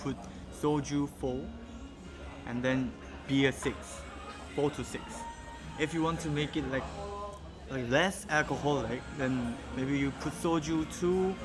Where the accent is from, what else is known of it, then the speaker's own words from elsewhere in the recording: South Korea; now in Hong Kong; I'm from Korea